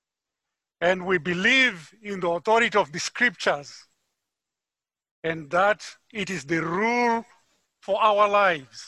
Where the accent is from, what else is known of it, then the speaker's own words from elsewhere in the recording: Harare, Zimbabwe; moved away; I'm from Harare, Zimbabwe.